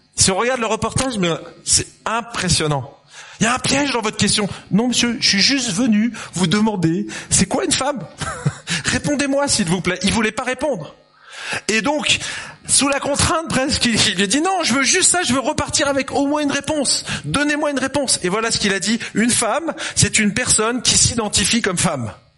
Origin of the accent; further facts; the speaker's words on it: Lyon, Auvergne-Rhône-Alpes, France; moved away; also born or lived in Dijon / Geneva; je suis né en 71, à Lyon exactement, le pays de la quenelle